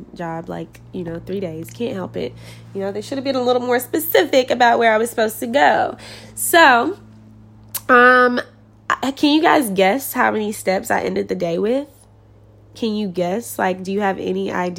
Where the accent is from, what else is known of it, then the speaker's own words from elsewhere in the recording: Kentucky, United States; now in California, United States; I'm from Kentucky